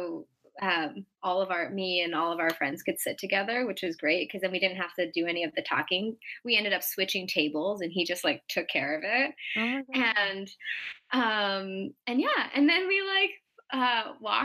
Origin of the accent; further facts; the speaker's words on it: Seattle, Washington, United States; now in San Francisco, United States; I'm from Seattle